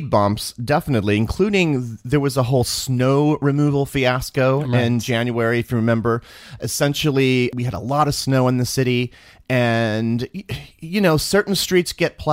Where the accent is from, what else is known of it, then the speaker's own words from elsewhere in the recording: Missouri, United States; now in New York City, United States; I was born in Missouri